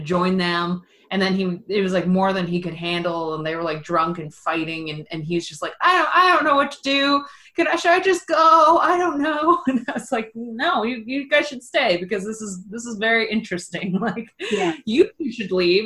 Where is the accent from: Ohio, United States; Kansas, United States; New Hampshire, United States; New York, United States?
Ohio, United States; also born or lived in Los Angeles; I live in Ohio and I grew up in Ohio